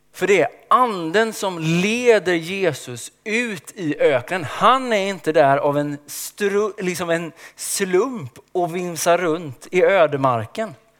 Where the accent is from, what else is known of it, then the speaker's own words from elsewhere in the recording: Småland, Sweden; Jag är uppväxt i skogen i Småland